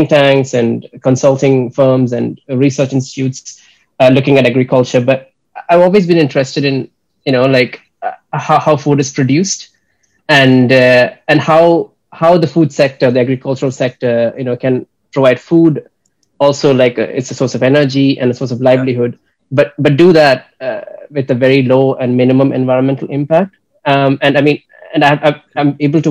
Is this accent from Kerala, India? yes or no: yes; Kerala, India; moved away as an adult; also born or lived in United States / Graz, Austria; I'm originally from Kerala, a state in India.